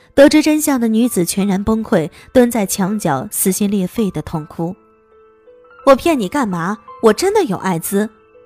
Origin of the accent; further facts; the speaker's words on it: Hunan, China; 作为湖南人